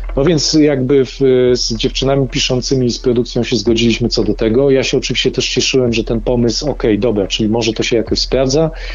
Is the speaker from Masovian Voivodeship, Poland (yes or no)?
no; Dąbrowa Górnicza, Silesian Voivodeship, Poland; ja pochodzę z Dąbrowy Górniczej z Zagłębia